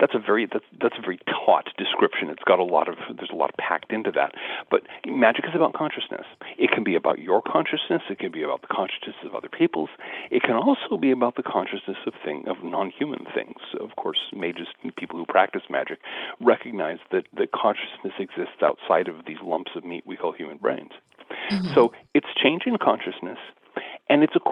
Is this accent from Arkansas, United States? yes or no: no; Seattle, Washington, United States; growing up in the South Seattle suburbs, out near Seattle, Washington